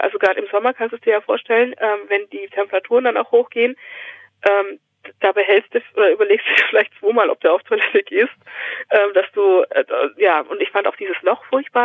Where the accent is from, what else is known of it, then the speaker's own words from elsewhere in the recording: Augsburg, Bavaria, Germany; moved away as an adult; also born or lived in Romania; now in Aschaffenburg, Germany; ich komme aus Augsburg, aber eigentlich bin ich in Rumänien geboren